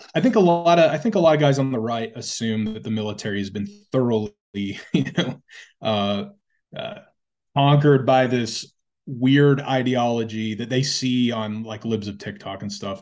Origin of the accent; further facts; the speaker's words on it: United States; we as, as a people, as the American people